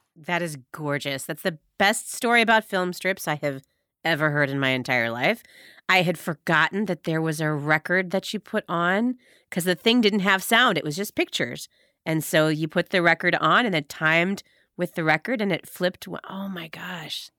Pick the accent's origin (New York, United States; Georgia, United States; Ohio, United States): Ohio, United States; Medina; I grew up in Medina, Ohio, four four two five six